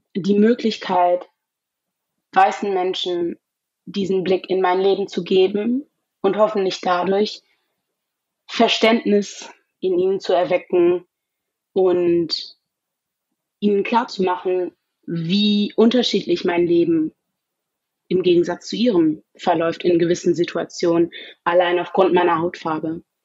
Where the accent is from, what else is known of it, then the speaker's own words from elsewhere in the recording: Germany; weil ich mein ganzes Leben in Deutschland gelebt habe, ähm, weil ich hier aufgewachsen bin